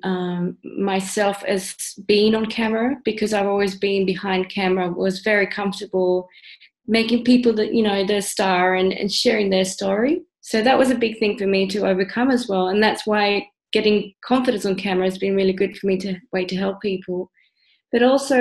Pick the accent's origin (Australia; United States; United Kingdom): Australia; moved away as an adult; also born or lived in Central America; now in Netherlands; I grew up in Australia, moved to the Netherlands, but I was born in Central America